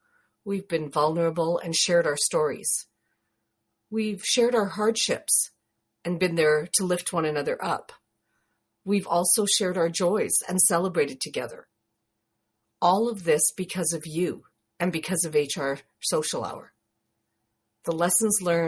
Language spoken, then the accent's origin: English; Canada; greetings from Canada